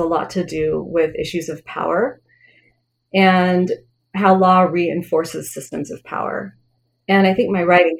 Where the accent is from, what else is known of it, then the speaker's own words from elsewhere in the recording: Wyoming, United States; I grew up in Wyoming. I was the only Indian kid in my school.